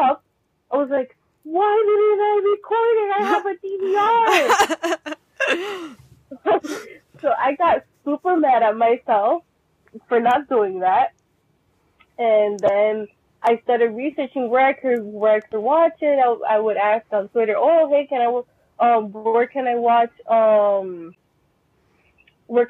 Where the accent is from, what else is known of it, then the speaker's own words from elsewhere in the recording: Puerto Rico; I'm from Puerto Rico, from the Caribbean side of North America.